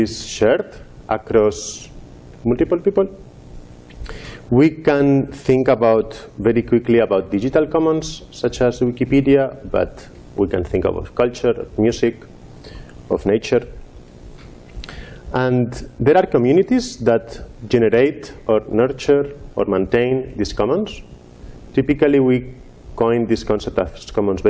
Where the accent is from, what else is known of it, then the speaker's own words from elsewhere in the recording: Madrid, Community of Madrid, Spain; moved away; I was living in Madrid, my hometown in Spain